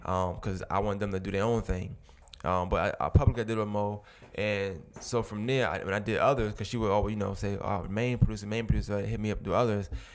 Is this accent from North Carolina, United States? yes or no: no; New York City, New York, United States; now in Augusta, United States; I'm from New York originally